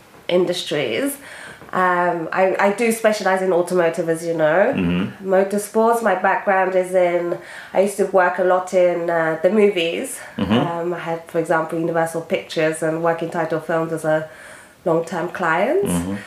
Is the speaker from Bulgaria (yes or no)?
no; Japan; born there; So, for people who don't know me, I was born in Japan